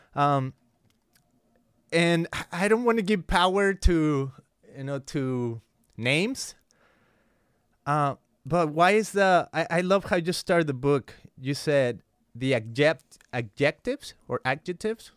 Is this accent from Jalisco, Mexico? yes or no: yes; Guadalajara, Jalisco, Mexico; now in United States; I grew up in Guadalajara, Mexico. Uh, it's a city in the state of Jalisco